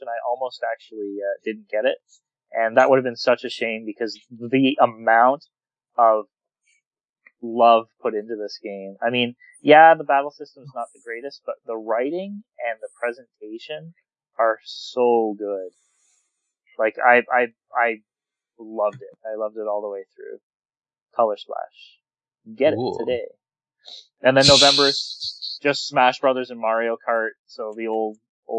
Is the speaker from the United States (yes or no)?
no; Canada; I'm Canadian